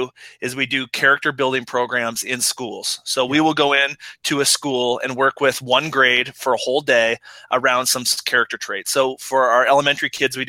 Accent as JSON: {"language": "English", "region": "Minnesota", "country": "United States", "said": "We're from Minnesota here"}